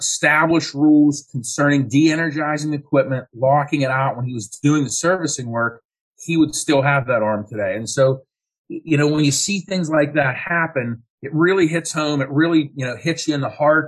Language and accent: English; Western Pennsylvania, United States; now in Ohio, United States; I'm originally from Western Pennsylvania